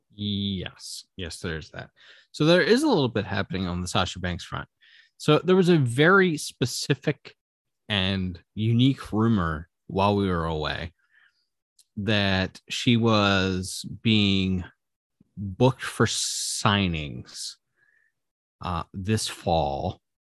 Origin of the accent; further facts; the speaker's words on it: United States; as an American